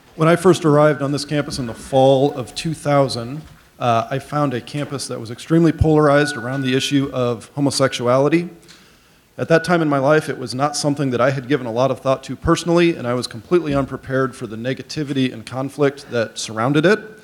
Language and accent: English; Goshen, Indiana, United States; I grew up in College Mennonite Church and in Goshen